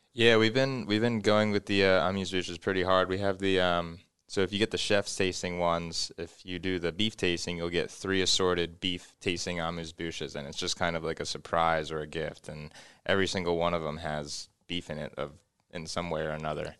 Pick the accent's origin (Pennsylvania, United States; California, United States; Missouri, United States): Pennsylvania, United States; Philadelphia suburbs; moved away as an adult; also born or lived in Napa Valley; now in Lincoln, United States; I grew up in the Philadelphia suburbs